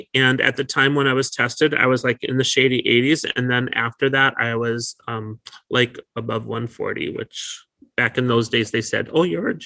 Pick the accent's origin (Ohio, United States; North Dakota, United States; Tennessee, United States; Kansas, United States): North Dakota, United States; now in California, United States; I was an at-risk learner when I grew up in North Dakota